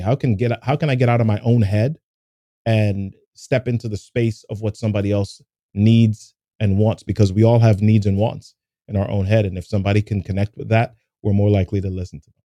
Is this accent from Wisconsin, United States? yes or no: no; New York City, New York, United States; when I was a kid growing up in New York City